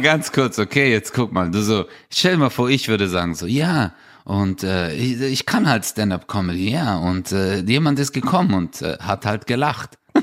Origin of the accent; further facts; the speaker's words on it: Stuttgart, Baden-Württemberg, Germany; bei uns in Stuttgart